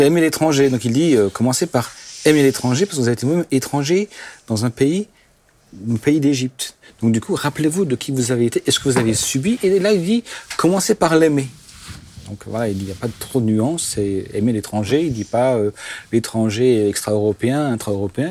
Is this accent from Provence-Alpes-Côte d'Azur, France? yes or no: no; Alsace, Grand Est, France; first language Alsatian; French is a second language; je suis alsacien et que mes parents étaient germanophones et alsacophones pur jus, et que chez nous, à, la maison, les gens de l'Alsace arrivaient sous la, la version germanophone, je, je parlais qu'alsacien avant l'âge de 5 ans.